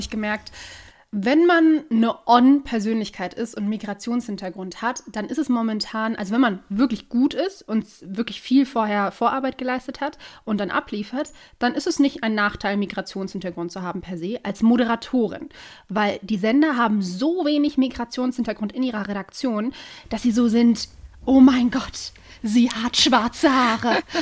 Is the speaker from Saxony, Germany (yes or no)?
no; Duisburg, North Rhine-Westphalia, Germany; moved away as an adult; also born or lived in Oberhausen; now in Cologne, Germany; ich wohne gerade in Köln, bin gebürtige Duisburgerin